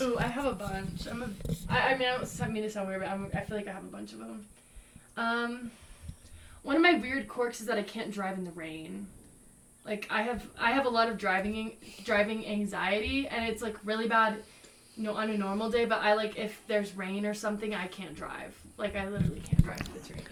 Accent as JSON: {"language": "English", "region": "Texas", "country": "United States", "said": "I'm from Texas"}